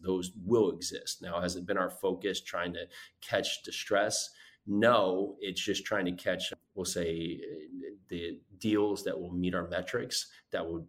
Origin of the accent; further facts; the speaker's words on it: Northeast, United States; moved away; I grew up in the Northeast